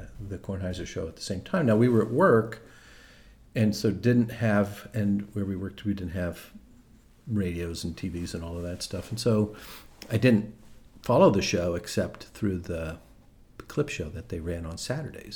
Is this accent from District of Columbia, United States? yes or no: yes; Washington, District of Columbia, United States; I grew up here in the Washington, D.C. area